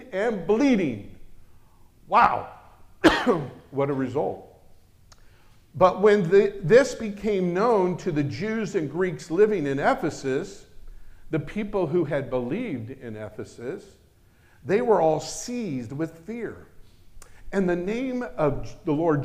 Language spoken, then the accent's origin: English; United States; I'm American